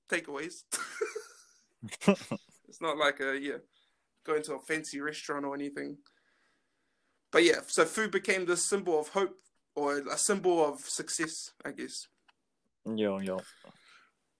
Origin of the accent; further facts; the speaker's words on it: New Zealand; I grew up in Greyland.